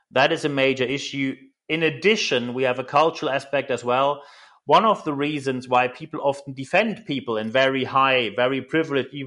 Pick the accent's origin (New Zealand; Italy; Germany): Germany; accent: German; English is a second language; moved away as an adult; now in United Kingdom; I'm just a German in the round here, but when I moved to the UK